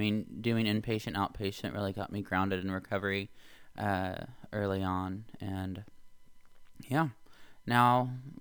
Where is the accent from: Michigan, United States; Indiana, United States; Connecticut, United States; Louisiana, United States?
Indiana, United States; So I grew up in Indiana. I moved away for college.